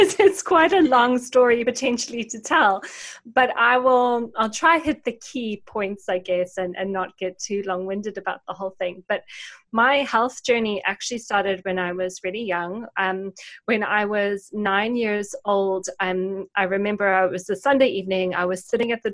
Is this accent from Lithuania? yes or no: no; South Africa; moved away as an adult; also born or lived in United Kingdom; my parents actually both worked for the university in my hometown in South Africa